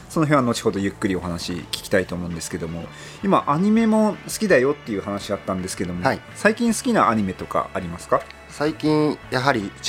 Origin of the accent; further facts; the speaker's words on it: Tomakomai, Hokkaido, Japan; 今はあの西側の方に住んですけども、はいはい、あの父と母は豊川町に住んでまして、はい、僕は豊川町で幼少期過ごしたんですけども